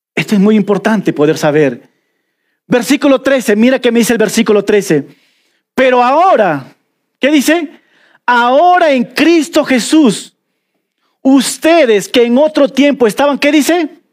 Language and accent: Spanish; Peruvian Amazon, Peru; accent: selva (jungle) accent; now in Cusco, Peru; Yo soy de la selva y se nota mi dejo